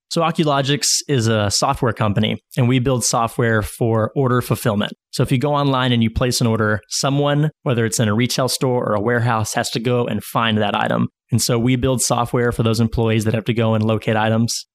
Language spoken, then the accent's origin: English; Northwest Arkansas, United States; growing up in Northwest Arkansas